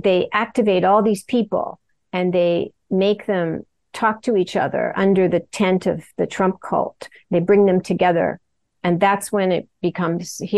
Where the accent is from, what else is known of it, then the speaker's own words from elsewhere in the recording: United States; I'm American